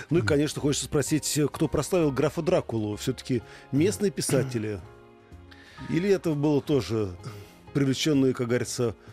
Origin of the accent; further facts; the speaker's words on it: Komi Republic, Russia; first language Komi; Russian is a second language; я родом из Коми. Пару раз на рынке в Петербурге, когда мы разговаривали с подругой на родном языке, у нас спрашивали, а вы молдаванки?